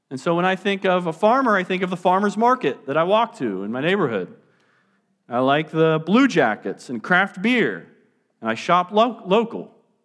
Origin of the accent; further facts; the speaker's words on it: Cincinnati, Ohio, United States; born there; where am I from? It's kind of hard for me to answer because I've lived a lot of different places. I was born in Cincinnati, and so I love Skyline Chili.